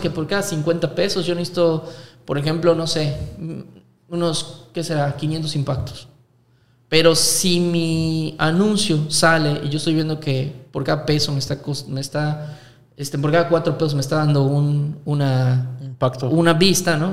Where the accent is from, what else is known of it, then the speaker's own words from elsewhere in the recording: Mexico; aquí en México